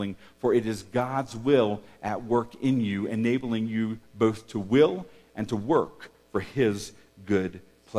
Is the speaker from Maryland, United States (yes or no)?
yes; Havre de Grace, Maryland, United States; as a young kid, and I was growing up in Maryland and on the Chesapeake Bay at a place called Havitagrass, Maryland